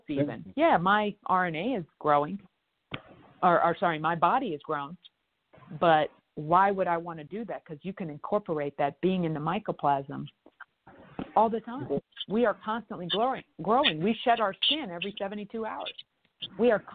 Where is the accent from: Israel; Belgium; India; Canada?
Canada; now in United States; I'm a Canadian and American, and I was just recently in Canada, went back home to help aging parents